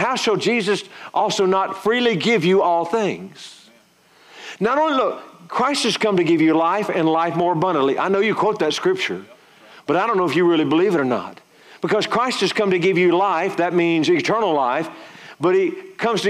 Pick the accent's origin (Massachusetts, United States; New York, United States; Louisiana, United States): Louisiana, United States; moved away; I'm from Louisiana originally